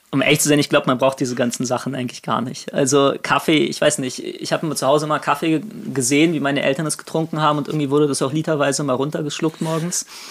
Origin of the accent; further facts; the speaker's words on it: Berlin, Germany; moved away as an adult; now in Kiel, Germany; Ich komme aus Berlin ursprünglich, bin seit Ende 2019 in Kiel